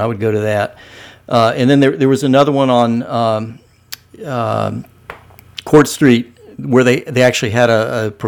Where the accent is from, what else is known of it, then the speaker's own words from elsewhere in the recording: Medina, Ohio, United States; moved away as an adult; also born or lived in Athens, Ohio; And so I was from Medina. So Medina boy